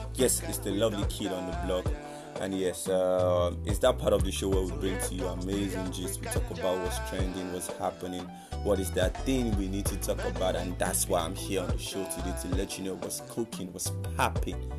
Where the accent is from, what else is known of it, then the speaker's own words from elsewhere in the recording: Nigeria; I'm an Nigerian